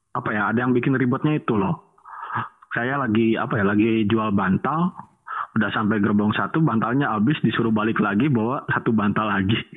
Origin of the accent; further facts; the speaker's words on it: Cimahi, West Java, Indonesia; Bukan Bandung, Cimahi, Bandung kok Cimahi.